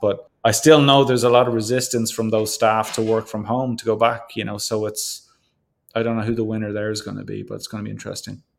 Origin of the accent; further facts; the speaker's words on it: Ireland; now in Canada; being Irish